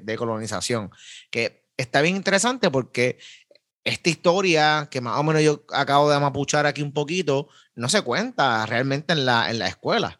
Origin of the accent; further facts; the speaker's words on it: Carolina, Puerto Rico; soy de Carolina